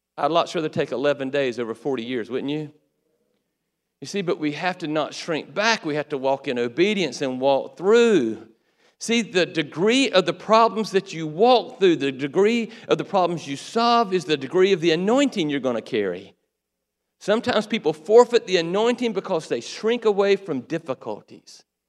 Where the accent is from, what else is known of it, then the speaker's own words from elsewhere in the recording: Waycross, Georgia, United States; also born or lived in Valdosta, Georgia; Waycross, my hometown